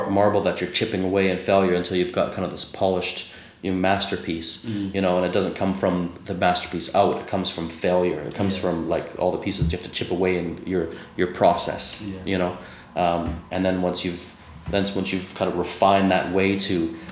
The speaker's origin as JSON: {"language": "English", "country": "Canada", "said": "I'm Canadian"}